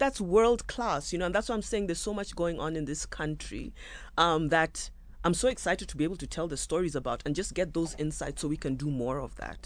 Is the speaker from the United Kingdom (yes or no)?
no; Kenya; moved away as an adult; also born or lived in South Africa; now in Nairobi, Kenya; I'm born and bred in Kenya